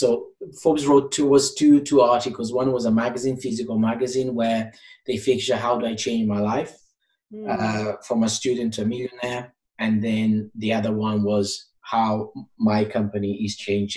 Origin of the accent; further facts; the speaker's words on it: Portugal; English is a second language; moved away as an adult; now in England, United Kingdom; I'm from Portugal. So I came to England to study English and to get into uni.